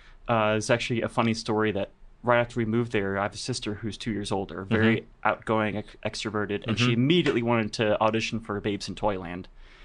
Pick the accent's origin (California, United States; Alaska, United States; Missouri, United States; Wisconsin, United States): Missouri, United States; St. Louis, Sedalia; moved away as an adult; now in New York, United States; whenever I grew up in St. Louis